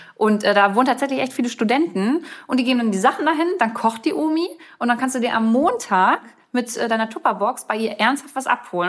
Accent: Germany; bei uns in Deutschland

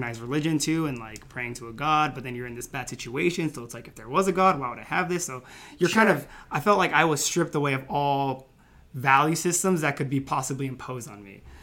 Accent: California, United States; I'm originally from California, so all of my friends and family were nearby.

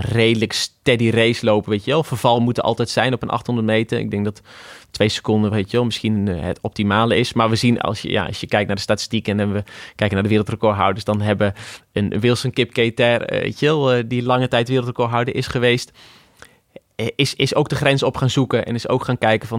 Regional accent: Achterhoek, Gelderland, Netherlands; Ik kom inderdaad uit de Achterhoek

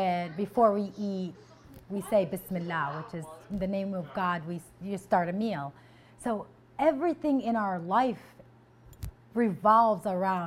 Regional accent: Rhode Island, United States; also born or lived in Kuwait; I was born in Kuwait. I moved to Rhode Island when I was 12. Growing up in Rhode Island, when I first came here, it was a little bit of a culture shock.

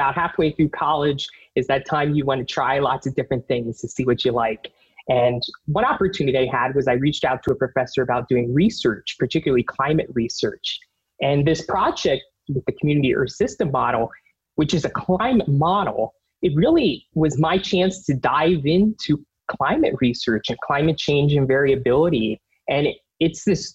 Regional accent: Pennsylvania, United States; I grew up on the East Coast in Pennsylvania, where you get in the winter lots of nor'easters

